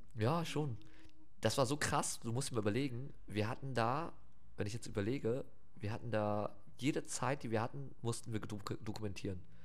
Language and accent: German; Wilhelmshaven, Lower Saxony, Germany; also born or lived in Oldenburg; ich bin in Wilhelmshaven groß geworden